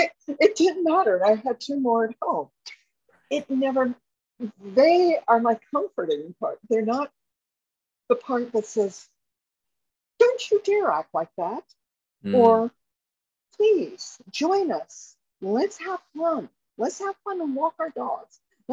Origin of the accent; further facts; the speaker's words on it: Miami, Florida, United States; born there; also born or lived in Chevy Chase, Maryland; I was sent to live with my grandmother from Chevy Chase, Maryland to Miami. And ironically, I was born in Miami. I was hatched on the beach somewhere.